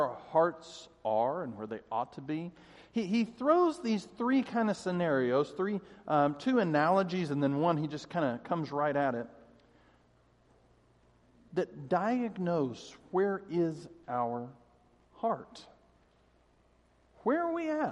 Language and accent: English; Denver, Colorado, United States; I grew up in Denver